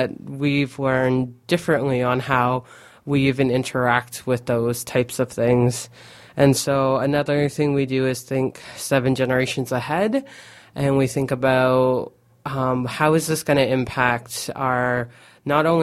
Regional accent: Aamjiwnaang, Ontario, Canada; growing up in Amjadong, I noticed that my family would go on small trips

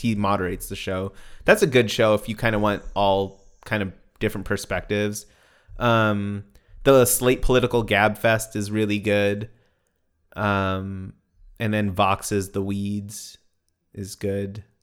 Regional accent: United States; I'm an American

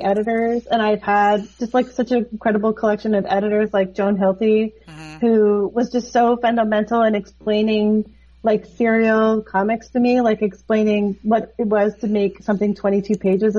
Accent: Toronto, Ontario, Canada; growing up in Toronto as an artist

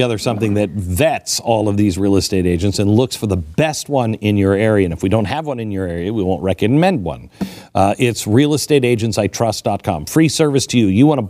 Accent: Texas, United States; You know, I'm from Texas

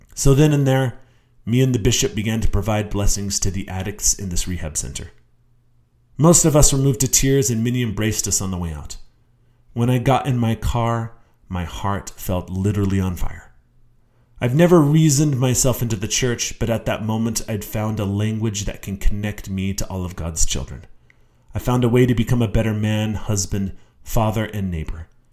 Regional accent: Utah, United States; I was born and raised in Utah

